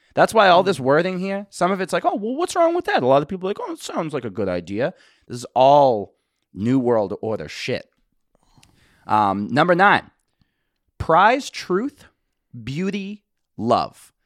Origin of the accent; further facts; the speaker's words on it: Boston, Massachusetts, United States; I'm from Boston